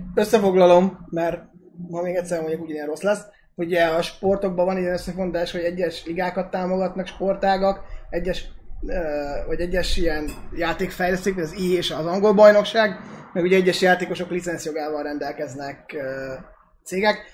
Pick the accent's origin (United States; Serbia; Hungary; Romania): Hungary